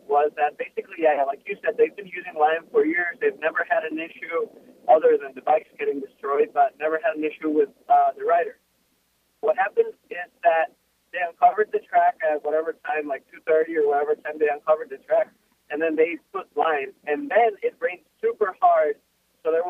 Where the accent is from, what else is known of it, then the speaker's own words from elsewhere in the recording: Quito, Pichincha, Ecuador; first language Spanish; English is a second language; now in United States; I'm from Ecuador. I'm from Quito, Ecuador, the capital.